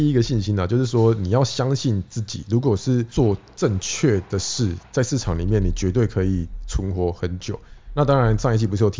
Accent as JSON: {"language": "Chinese", "country": "Taiwan", "said": "因为我是台湾人呢，台湾人学的嘛是。"}